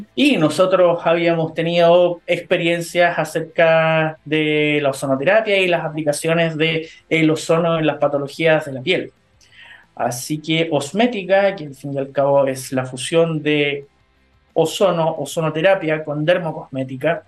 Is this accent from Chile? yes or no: yes; Chile; como chilenos